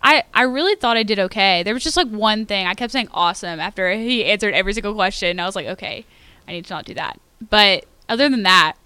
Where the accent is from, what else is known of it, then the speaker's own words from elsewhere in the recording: Royse City, Texas, United States; I'm from Roy City, Texas, just outside of Rockwall.